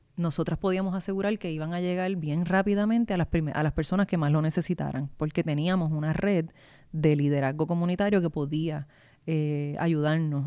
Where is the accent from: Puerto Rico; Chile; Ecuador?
Puerto Rico; Guaynabo; Yo soy de Guaynabo